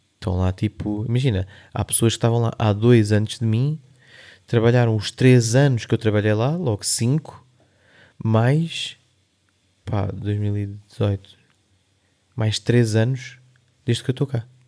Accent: Linha de Sintra, Lisbon, Portugal; also born or lived in London; sou do Eiras, ali não sei o quê, então, sou da linha de Sintra

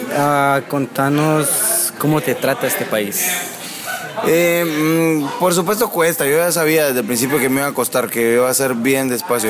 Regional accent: San Pedro Sula, Cortés, Honduras; crecí en, en Honduras, en San Pedro Sula

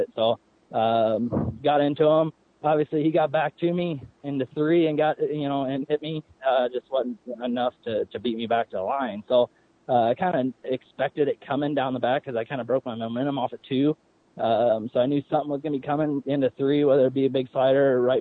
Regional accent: Illinois, United States; now in North Carolina, United States; I grew up in Illinois

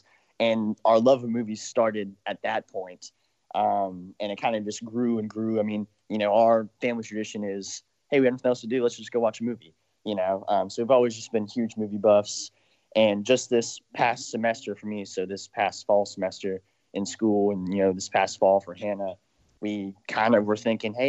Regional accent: Houston, Texas, United States; also born or lived in Athens, Georgia; we're Texans originally, both born and raised here.

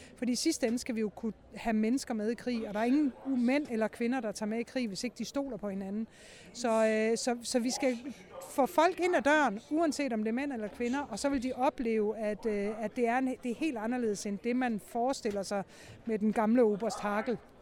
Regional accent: Denmark

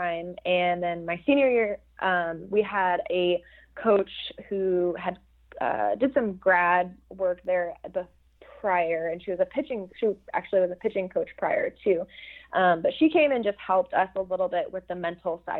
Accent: Phoenix, Arizona, United States; moved away as an adult; I'm from Phoenix, Arizona

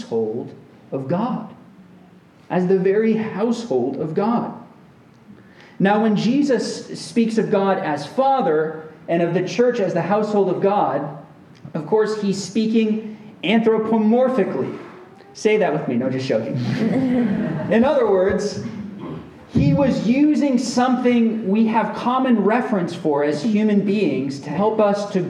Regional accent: Central Florida, United States; we grew up together in Central Florida

